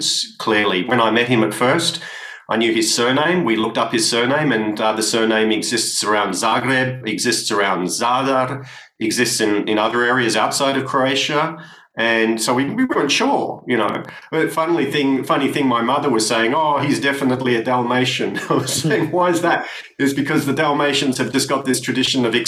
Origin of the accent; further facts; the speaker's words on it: Sydney, New South Wales, Australia; growing up in Sydney when I was going to school.